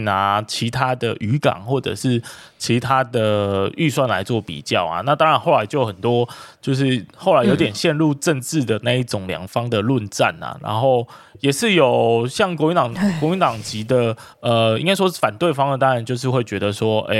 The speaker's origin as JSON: {"language": "Chinese", "region": "Kaohsiung", "country": "Taiwan", "said": "哎，这就是我们高雄人的事情啊，其他其他外地人就别管这样。"}